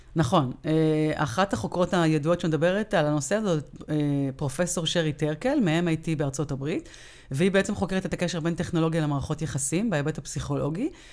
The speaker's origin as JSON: {"language": "Hebrew", "country": "Israel", "said": "אנחנו כישראלים"}